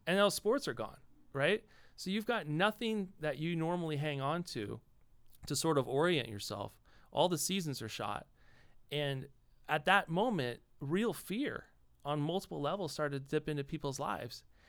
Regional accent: Los Angeles, California, United States; I grew up in Los Angeles.

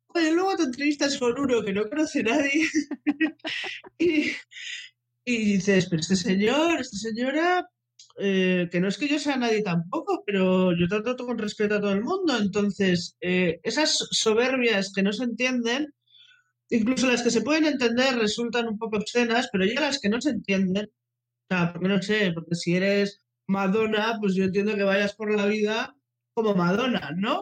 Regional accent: Bilbao, Basque Country, Spain; soy de Bilbao

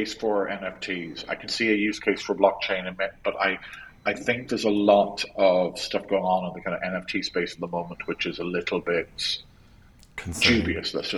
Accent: Cork, Munster, Ireland; moved away; I'm from Cork originally, I'm very Cork

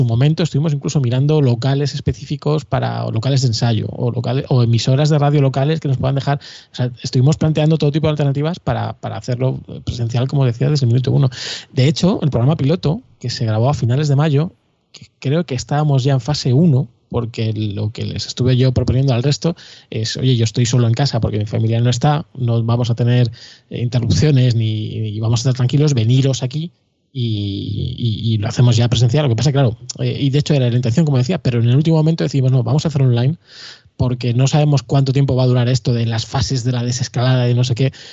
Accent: Madrid, Community of Madrid, Spain; somos todos de Madrid

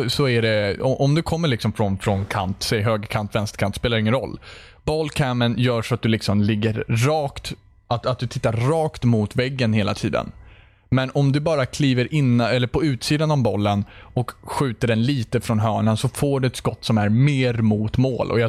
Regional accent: Sweden; Ser ni inte att jag är svensk heller?

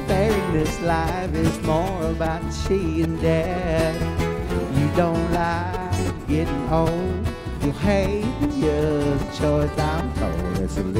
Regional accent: State College, Pennsylvania, United States; The Keels came from Port Chester, New York, and I came from State College, Pennsylvania.

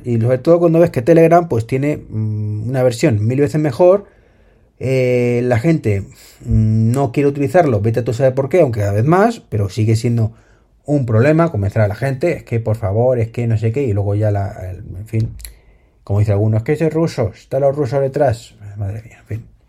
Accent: Spain; lo que sufrimos en España

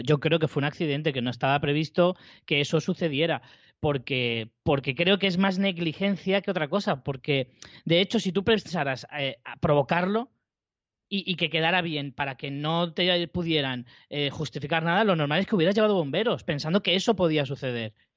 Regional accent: Spain; yo, como español, de, de, una edad concreta

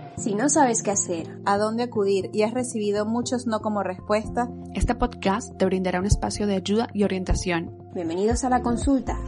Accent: Venezuela; yo soy venezolana

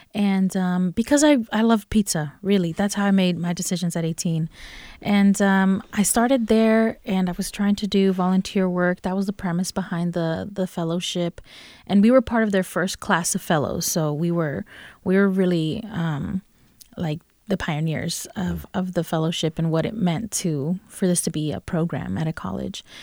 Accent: Durham, North Carolina, United States; also born or lived in Los Angeles; So, um, I grew up here in Durham. Durham was, is all I, all I knew growing up and went through Durham Public Schools

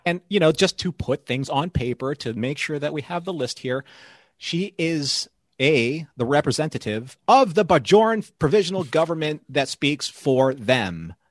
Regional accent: Philippines; I'm Filipino

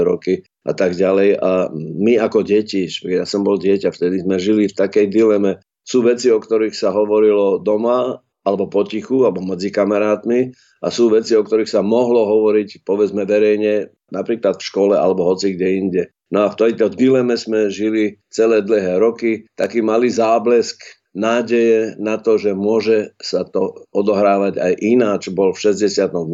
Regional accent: Prešov, Prešov Region, Slovakia; now in Bratislava, Slovakia; ja som vyrastal len tu na Slovensku

